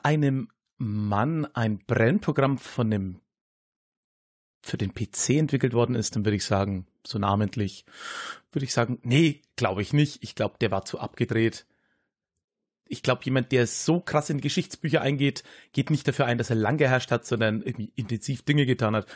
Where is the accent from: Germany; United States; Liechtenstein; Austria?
Germany; Höchstadt an der Aisch, Bavaria; also born or lived in Erlangen; Erlangen, wo ich geboren bin, ist sehr evangelisch, war ja auch Hugenottenstadt. Mhm. Und aber dann die äh, Region Höchstadt, in der ich, ja, wie es der Kollege am Anfang gesagt hat, groß geworden bin